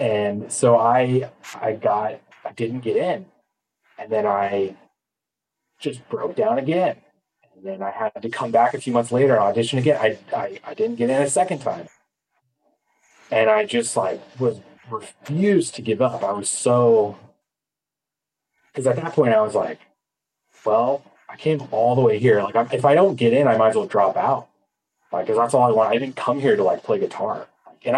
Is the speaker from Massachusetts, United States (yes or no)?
no; Atascadero, California, United States; moved away as an adult; also born or lived in Boston / Spain; I'm from the San Luis Obispo area, but I grew up and went to high school in a town called Atascadero, which is like 10 minutes away